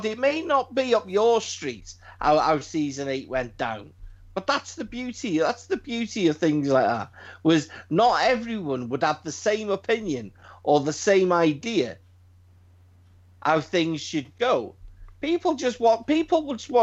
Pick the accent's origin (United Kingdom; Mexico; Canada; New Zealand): United Kingdom; we're British. We speak English